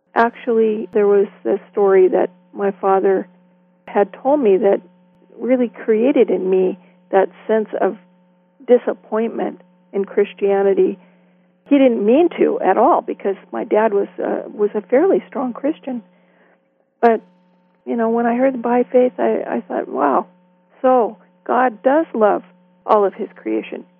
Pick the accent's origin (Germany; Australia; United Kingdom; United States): United States; Pacific Northwest; also born or lived in Walla Walla, Washington / Hermiston, Oregon; now in Canada; my brother and I were raised in the Pacific Northwest